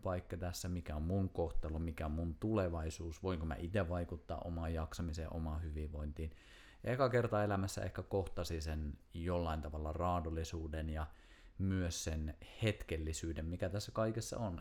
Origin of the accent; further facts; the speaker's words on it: Kuusamo, North Ostrobothnia, Finland; moved away as an adult; muutin just Kuusamosta, mistä on siis kotoisin